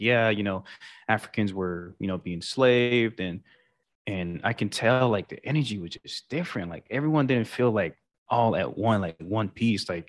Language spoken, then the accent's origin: English; Sint Maarten; growing up in St. Martin, I mean, honestly, I've never really thought about you know rich, poor, or anything like that. It was just a peaceful island all around.